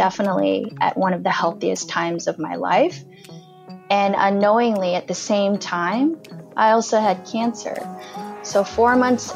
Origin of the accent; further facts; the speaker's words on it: United States; also born or lived in Afghanistan; I'm American.